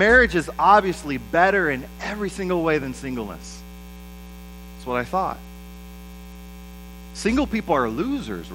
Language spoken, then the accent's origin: English; United States; I'm an American